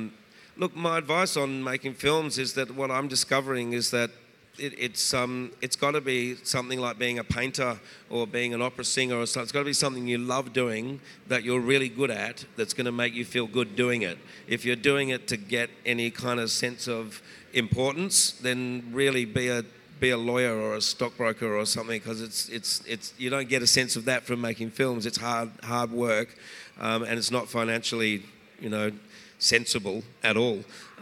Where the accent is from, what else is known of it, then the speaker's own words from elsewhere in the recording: Perth, Western Australia, Australia; Oh, Reg and I are Australian men. We grew up in Perth.